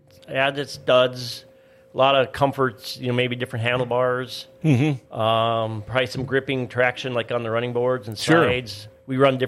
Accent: Fosston area, Minnesota, United States; where I grew up around the Fossen area

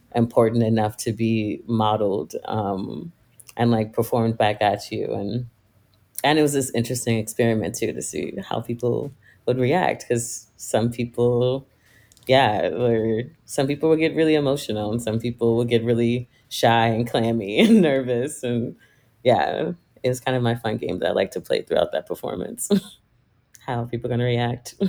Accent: Virginia, United States; moved away; I am originally from Virginia, like a smaller rural town in Virginia

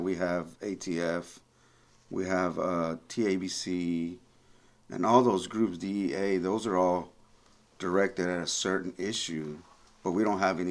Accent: East Texas, United States; also born or lived in McAllen, Texas; this is my hometown. I'm from this area

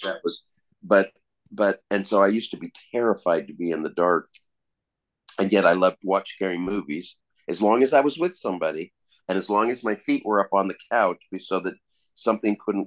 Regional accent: Colorado, United States; also born or lived in California; now in Oklahoma, United States; Growing up in Colorado, born in California and then moved there when I was four

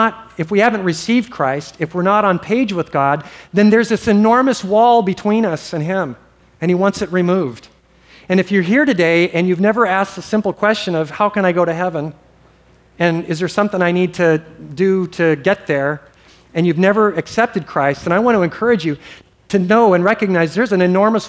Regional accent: Hawaii, United States; I grew up in Hawaii

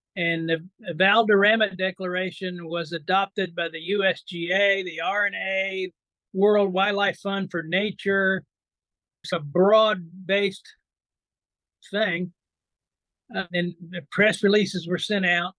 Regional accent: Indiana, United States; also born or lived in upstate New York; now in New York, United States; I was born and raised in Indiana

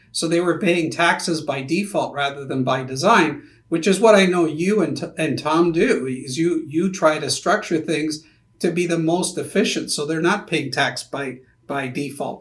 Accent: Canada; now in United States; being also a Canadian

